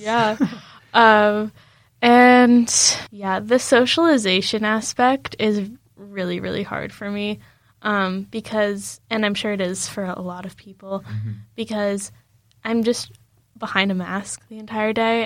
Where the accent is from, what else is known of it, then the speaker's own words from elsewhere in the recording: United States; moved away; I was just like from the States